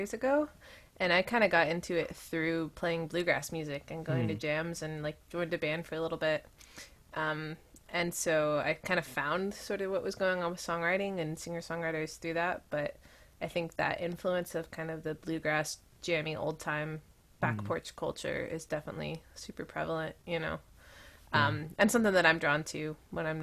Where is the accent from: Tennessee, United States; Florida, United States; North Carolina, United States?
Tennessee, United States; East; I grew up in East Tennessee